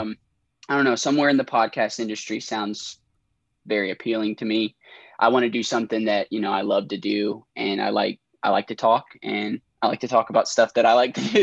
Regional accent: Elizabethtown, Kentucky, United States; now in Lexington, United States; I'm from Elizabethtown, Kentucky

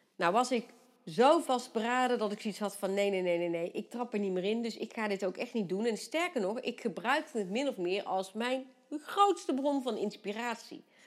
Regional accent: Vught, North Brabant, Netherlands; bij ons in Vught

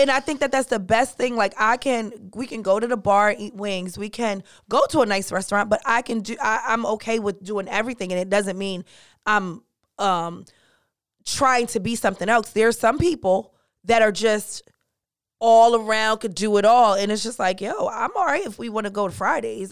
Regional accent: Jamaica; I'm Jamaican

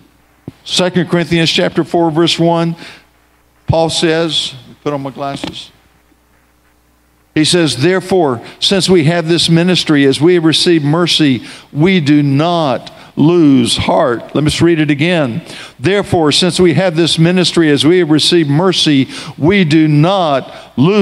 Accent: Tallahassee, Florida, United States; I grew up here in Tallahassee. I attended Rickards High School

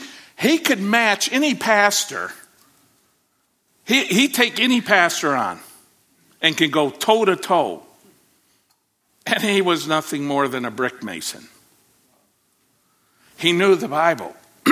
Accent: Côte d’Ivoire; My wife and I served in Ivory Coast for a number of years. And in growing up in Ivory Coast

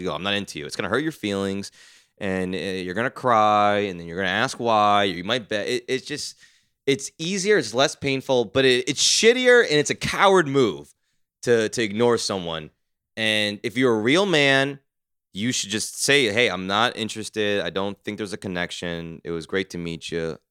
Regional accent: New Jersey, United States; I'm from Jersey.

